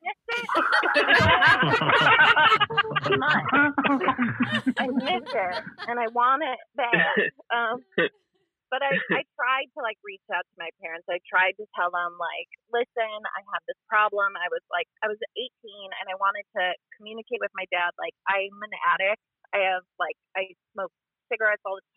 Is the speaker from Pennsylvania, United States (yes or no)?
no; Wisconsin, United States; We're from Wisconsin